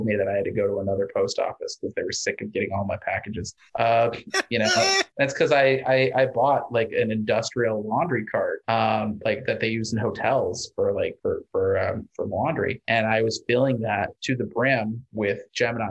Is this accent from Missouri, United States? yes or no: yes; Missouri, United States; moved away; I grew up in Missouri